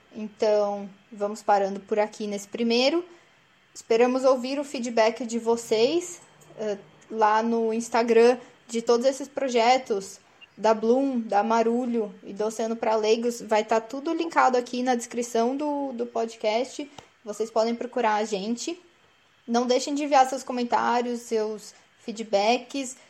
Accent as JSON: {"language": "Portuguese", "region": "interior of São Paulo", "country": "Brazil", "said": "Sou do interior de São Paulo, na verdade"}